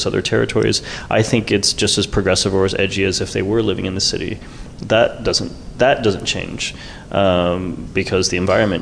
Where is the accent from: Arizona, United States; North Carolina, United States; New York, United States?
New York, United States; now in Los Angeles, United States; I'm from New York and I live in Los Angeles